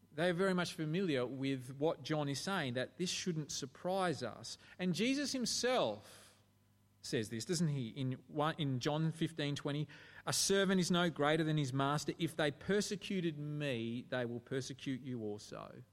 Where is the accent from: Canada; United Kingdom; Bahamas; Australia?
Australia